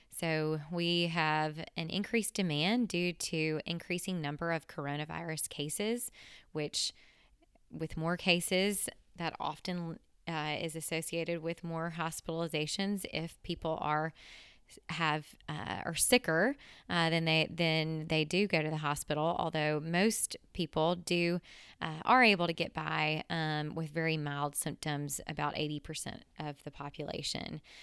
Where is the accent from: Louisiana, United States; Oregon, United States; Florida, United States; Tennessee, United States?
Tennessee, United States; in Tennessee, my home state